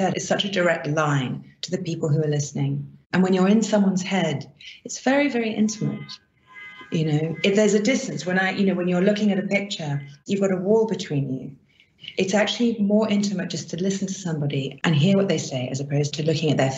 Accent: Barbados; I grew up in the Caribbean, in Barbados.

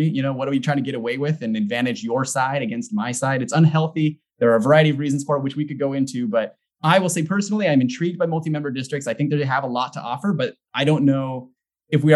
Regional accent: California, United States; moved away; also born or lived in Washington; I grew up in California. I spent 4 years working in Washington politics

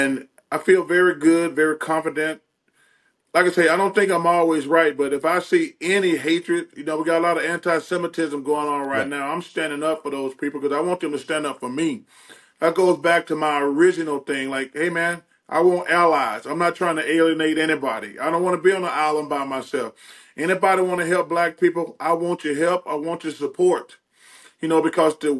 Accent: the South, United States; I'm from the South

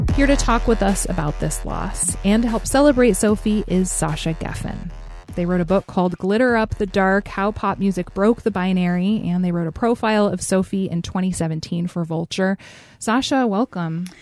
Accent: Alaska, United States; I'm from Alaska.

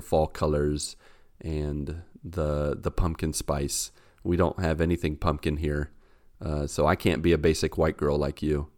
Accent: Grafton, West Virginia, United States; moved away as an adult; now in Brazil; I grew up with West Virginia ones

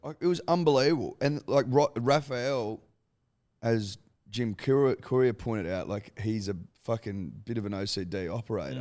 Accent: Australia; as an Australian

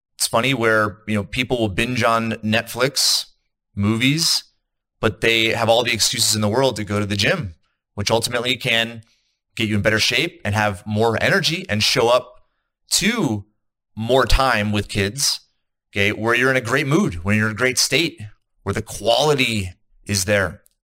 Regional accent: East Coast, United States; now in Salt Lake City, United States; I'm in the United States. I'm in Utah. I'm in Salt Lake City. I'm from the East Coast.

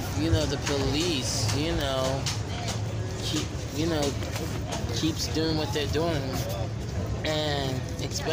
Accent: New York City, New York, United States; moved away as an adult; now in California, United States; I'm from New York City

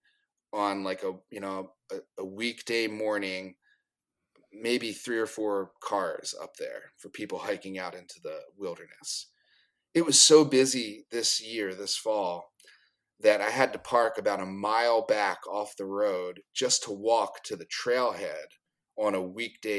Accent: East Coast, United States; being an East Coaster growing up on the East Coast

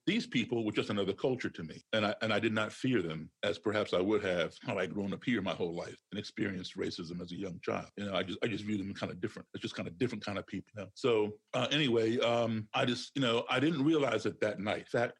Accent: Chicago, Illinois, United States; now in Maryland, United States; I'm not from Maryland. I'm from Chicago originally, but I'm going to start here in Maryland where I live

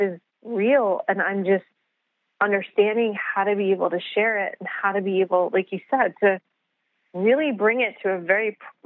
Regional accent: New York City, New York, United States; I grew up in the Bronx.

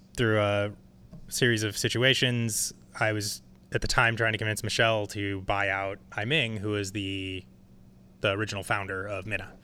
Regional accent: San Francisco, California, United States; I was born here.

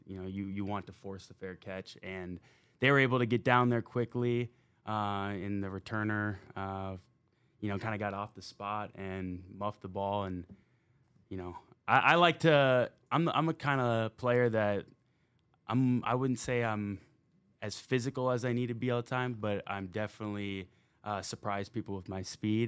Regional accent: Minnesota, United States; moved away as an adult; playing in Minnesota growing up there

